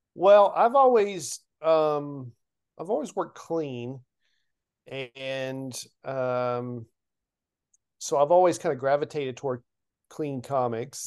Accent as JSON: {"language": "English", "town": "Lebanon", "region": "Tennessee", "country": "United States", "tie": "born or raised there", "said": "my hometown of Lebanon"}